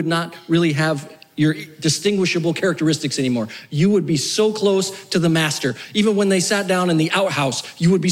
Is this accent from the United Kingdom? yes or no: no; New Mexico, United States; moved away; also born or lived in South Florida; I grew up in New Mexico, and then I lived in South Florida.